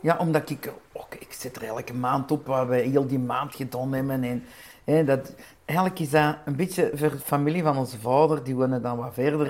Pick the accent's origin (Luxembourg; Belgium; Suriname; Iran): Belgium; Flanders; ik ben een Belgische, mijn man is een Nederlander